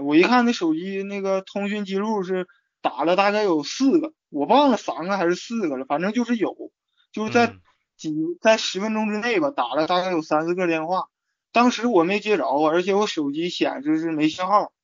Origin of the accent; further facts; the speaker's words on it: Changchun, Jilin, China; moved away as an adult; 是我大二放暑假的时候回到长春